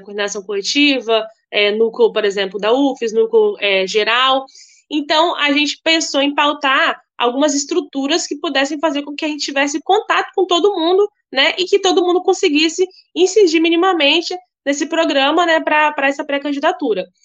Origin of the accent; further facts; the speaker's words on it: Cariacica, Espírito Santo, Brazil; sou de Cariacica, um município da Grande Vitória, né, no estado do Espírito Santo e moradora de uma periferia, é, Padre Gabriel